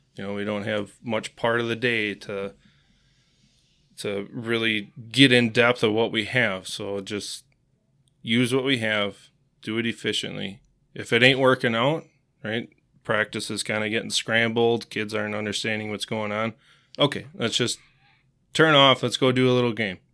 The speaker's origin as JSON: {"language": "English", "town": "Marshfield", "region": "Wisconsin", "country": "United States", "tie": "born or raised there", "also_born_or_lived": "Eau Claire, Wisconsin", "said": "I was born in Eau Claire, uh, moved to Marshfield when I was about four years old"}